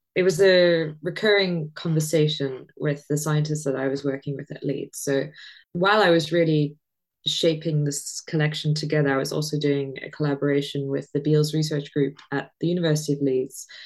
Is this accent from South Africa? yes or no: yes; South Africa; growing up in South Africa, you it's a very religious country